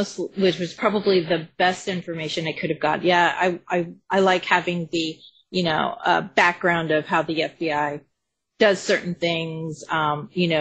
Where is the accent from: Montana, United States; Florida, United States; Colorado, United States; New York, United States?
Colorado, United States; I'm from Colorado